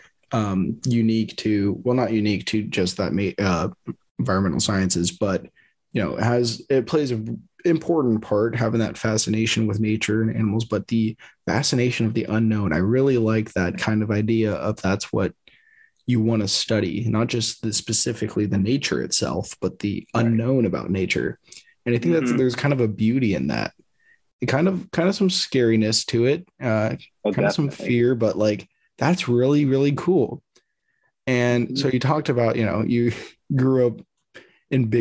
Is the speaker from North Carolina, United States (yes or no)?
no; Upland, California, United States; my hometown of Upland, California